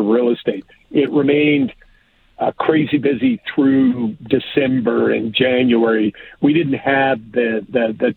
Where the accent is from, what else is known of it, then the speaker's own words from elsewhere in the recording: Alberta, Canada; moved away as an adult; now in Toronto, Canada; I born and raised in Alberta, went to U